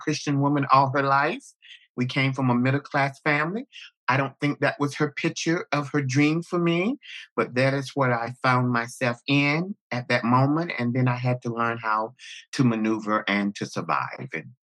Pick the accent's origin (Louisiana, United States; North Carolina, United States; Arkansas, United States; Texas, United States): North Carolina, United States; Jacksonville; moved away as an adult; also born or lived in New York / Los Angeles; I am from Jacksonville, North Carolina, home of the Camp Lejeune Marine Corps base.